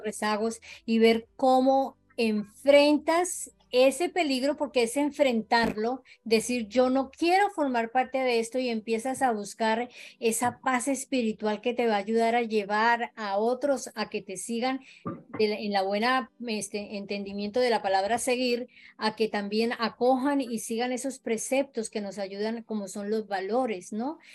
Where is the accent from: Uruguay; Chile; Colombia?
Colombia; now in Florida, United States; colombiana 100% de corazón